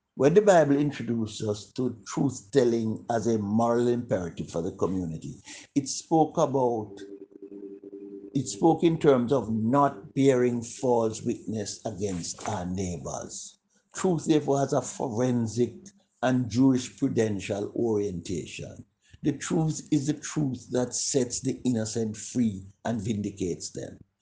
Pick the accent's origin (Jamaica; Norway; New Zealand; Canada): Jamaica; when we were growing up in Jamaica